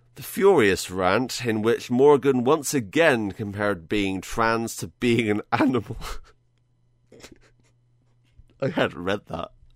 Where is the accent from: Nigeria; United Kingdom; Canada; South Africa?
United Kingdom; I'm British.